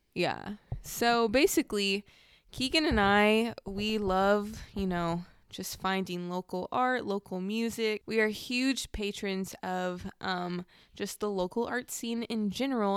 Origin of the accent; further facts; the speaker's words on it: Southern California, United States; I definitely grew up in two very different, but very similar cultures, um, in Southern California